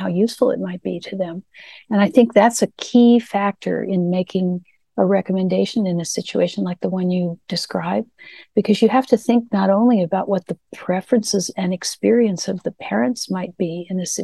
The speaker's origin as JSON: {"language": "English", "town": "Burlingame", "region": "California", "country": "United States", "tie": "born or raised there", "also_born_or_lived": "New York", "moved": "as an adult", "said": "I grew up in Burlingame, California."}